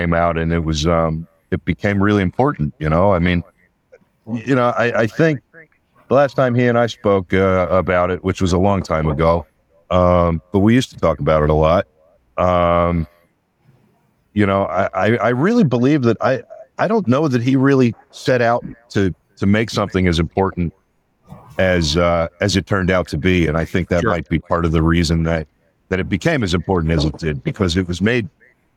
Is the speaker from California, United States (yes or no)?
no; outside of Pittsburgh, Pennsylvania, United States; also born or lived in Los Angeles; now in Mount Sterling, United States; a little town I grew up in outside of Pittsburgh